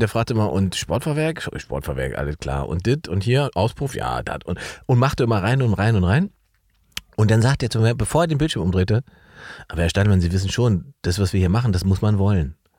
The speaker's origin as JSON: {"language": "German", "region": "East Germany", "country": "Germany", "tie": "born or raised there", "said": "ich bin ja ein Ossi-Junge"}